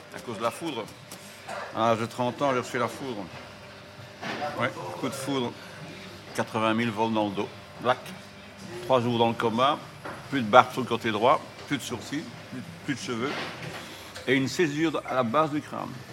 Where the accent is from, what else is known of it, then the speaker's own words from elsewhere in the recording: Brussels, Brussels-Capital Region, Belgium; also born or lived in Overijse; je suis né à Bruxelles. Je suis né en 58